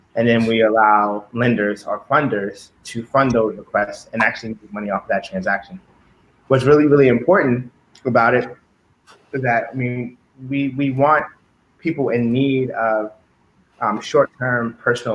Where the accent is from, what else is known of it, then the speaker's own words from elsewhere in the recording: Baltimore, Maryland, United States; growing up in Baltimore